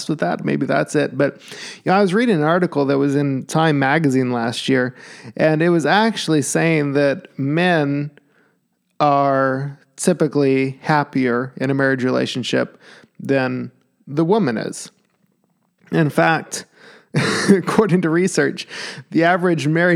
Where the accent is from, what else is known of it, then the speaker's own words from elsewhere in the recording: Alaska, United States; moved away; I'm from Alaska